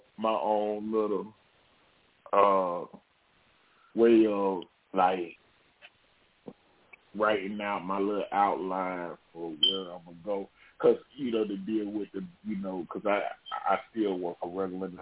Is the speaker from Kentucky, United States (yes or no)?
no; Charlotte, North Carolina, United States; I was growing up in Charlotte. And so I was, growing up in the hood in Charlotte